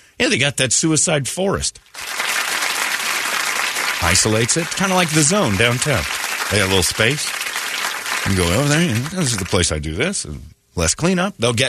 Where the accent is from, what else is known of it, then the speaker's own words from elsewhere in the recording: United Kingdom; I smell fags. I'm British.